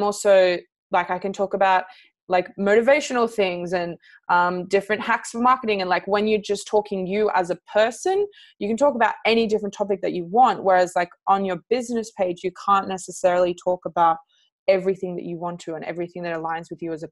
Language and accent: English; Canberra, Australian Capital Territory, Australia; I'm from Canberra